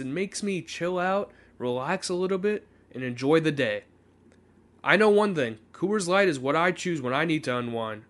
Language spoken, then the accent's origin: English; Jacksonville, Florida, United States; I grew up in Jacksonville